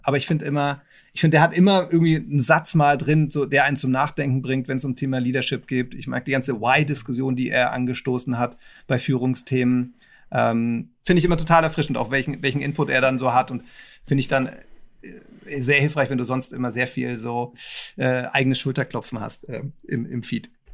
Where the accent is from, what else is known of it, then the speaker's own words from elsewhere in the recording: Nuremberg, Bavaria, Germany; ich bin Nürnberger